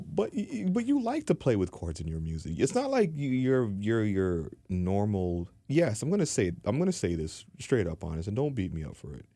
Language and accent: English; Toronto, Ontario, Canada; I come from Dean Park. I come from four oh one and, uh, four oh one, Morn-, Morningside